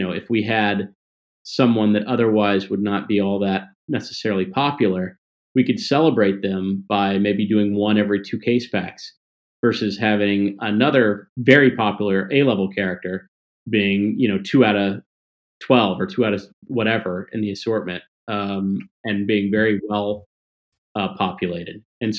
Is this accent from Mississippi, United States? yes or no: yes; Mississippi, United States; also born or lived in Tennessee; But as a kid, I grew up in the South, and a little Jewish kid from the South, right? Mississippi, Tennessee, and I just loved wrestling.